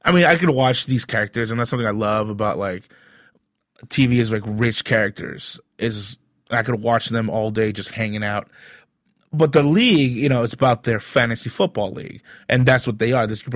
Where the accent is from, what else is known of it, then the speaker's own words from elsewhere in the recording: Long Beach, California, United States; also born or lived in East LA; I'd come back to Long Beach, and I lived in a suburb of Long Beach